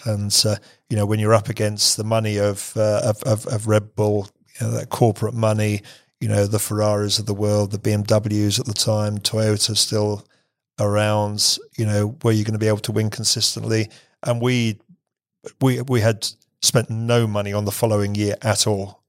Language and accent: English; England, United Kingdom; I'm English